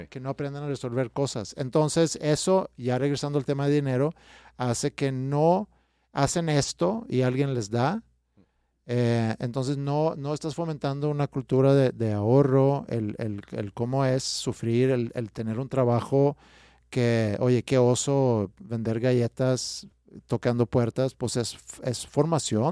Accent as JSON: {"language": "Spanish", "town": "Stockholm", "region": "Stockholm County", "country": "Sweden", "tie": "born or raised there", "also_born_or_lived": "Staufen, Germany", "second_language": "Spanish", "moved": "as an adult", "lives_now": "Mexico", "said": "yo crecí en Estocolmo"}